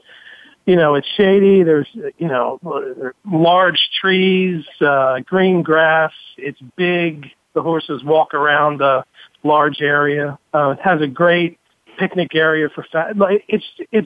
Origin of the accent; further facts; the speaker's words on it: New Jersey, United States; I'm from South Jersey. I, you know, was raised about three quarters of an hour from the place